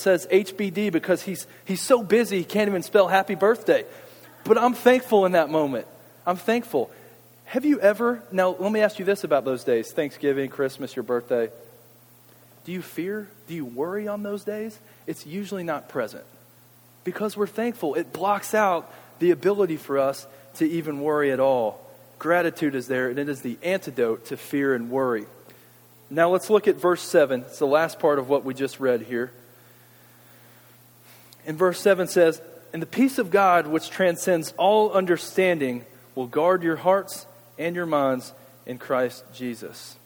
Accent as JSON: {"language": "English", "town": "Louisville", "region": "Kentucky", "country": "United States", "tie": "born or raised there", "said": "I grew up in Louisville"}